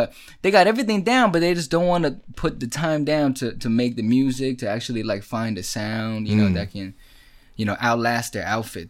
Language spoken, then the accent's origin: English; China; born there; it was 7 cities to places that I haven't been and I was born in China.